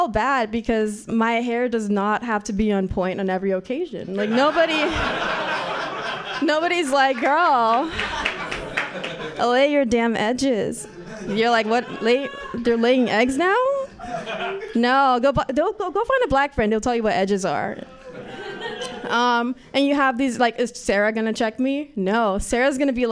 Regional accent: Nigeria; moved away; I'm a Nigerian child

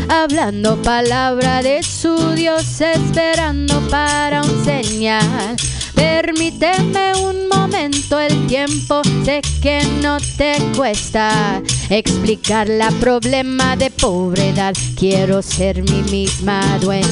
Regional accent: Chicago, Illinois, United States; now in San Francisco, United States; I'm from Chicago

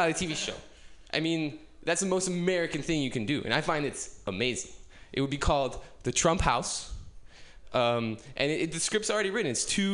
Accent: United Kingdom; as you can probably tell from my accent, I'm not from around here. I came all the way from the UK

